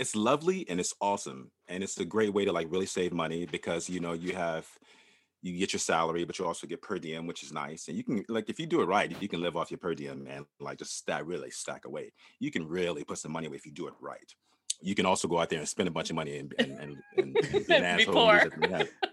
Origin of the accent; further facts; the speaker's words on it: Norfolk, Virginia, United States; moved away; I'm from Norfolk, Virginia